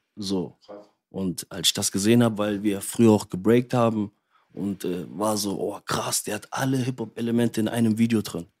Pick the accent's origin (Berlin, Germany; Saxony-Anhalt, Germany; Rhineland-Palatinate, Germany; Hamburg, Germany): Rhineland-Palatinate, Germany; Bitburg; born or raised there; also born or lived in Trier / Congo (ancestry)